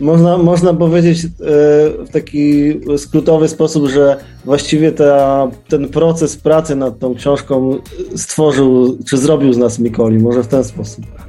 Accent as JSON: {"language": "Polish", "town": "Wrocław", "region": "Lower Silesian Voivodeship", "country": "Poland", "said": "Wszyscy jesteśmy z Wrocławia, wszyscy jeździliśmy tym pociągiem"}